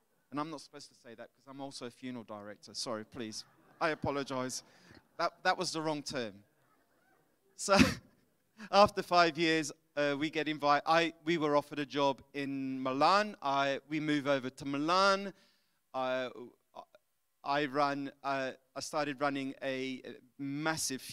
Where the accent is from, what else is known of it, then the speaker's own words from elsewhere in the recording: London, United Kingdom; moved away as an adult; now in Italy; But my grandparents are Italians, my parents are Scottish, I'm from London, so I'm a bit mixed up.